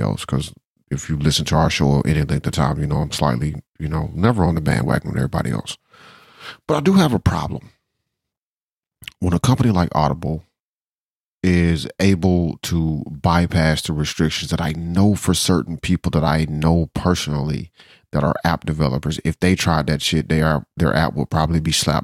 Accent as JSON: {"language": "English", "region": "Georgia", "country": "United States", "said": "I'm from Georgia, so you know I don't like the Alabama Crimson Tide."}